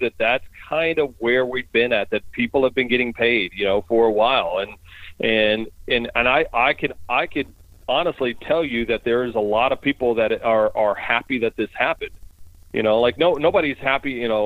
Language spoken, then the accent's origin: English; Baton Rouge, Louisiana, United States; moved away; also born or lived in Denver; I'm originally from Baton Rouge